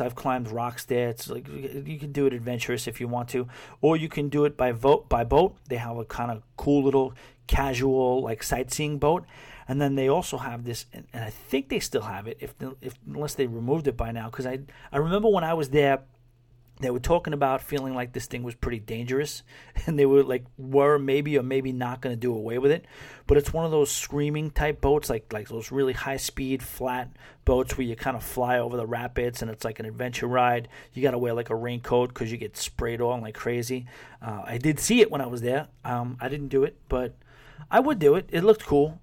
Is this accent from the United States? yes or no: yes; New York City, New York, United States; moved away as an adult; now in West Palm Beach, United States; I'm a New Yorker